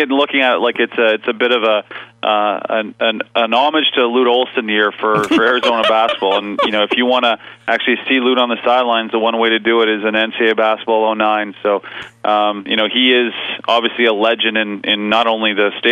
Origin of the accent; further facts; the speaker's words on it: East Coast of Canada, Canada; moved away as an adult; now in British Columbia, Canada; I'm from the East Coast of Canada and came out here to go to school